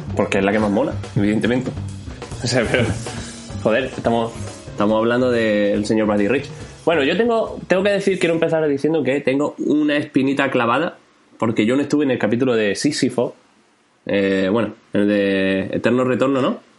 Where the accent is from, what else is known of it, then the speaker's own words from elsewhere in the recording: Jaén, Andalusia, Spain; now in Málaga, Spain; Volver a Jaén, ¿no? Volver a mi tierra